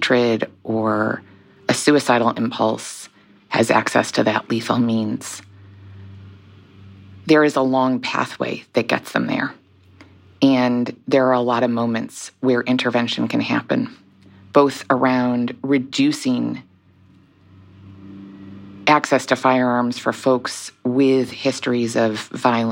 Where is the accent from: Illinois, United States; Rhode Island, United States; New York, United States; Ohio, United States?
Rhode Island, United States; my home state of Rhode Island